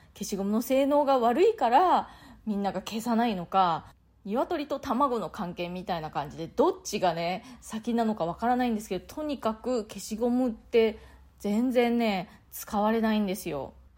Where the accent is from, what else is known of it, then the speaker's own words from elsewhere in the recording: Japan; moved away as an adult; now in New York, United States; 私自身日本でね生まれ育って